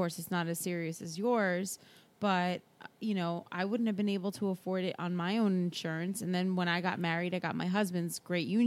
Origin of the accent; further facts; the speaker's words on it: Brazil; I'm from Brazil. They have healthcare